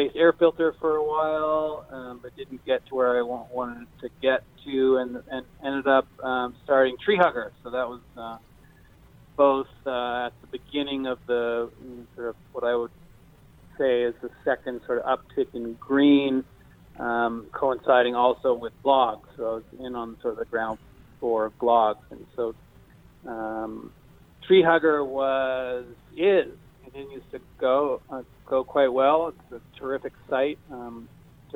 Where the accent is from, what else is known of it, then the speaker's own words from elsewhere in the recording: near Montreal, Quebec, Canada; also born or lived in Seattle; now in Maui, United States; I'm undercover Canadian from near Montreal